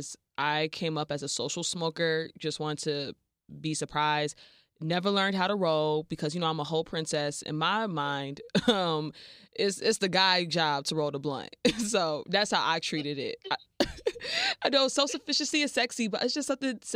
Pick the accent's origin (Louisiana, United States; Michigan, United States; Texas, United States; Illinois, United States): Illinois, United States; Chicago suburbs; I'm from the suburbs, kind of like Miami is to Homestead, Chicago is to my hometown. So I, growing up as a suburbanite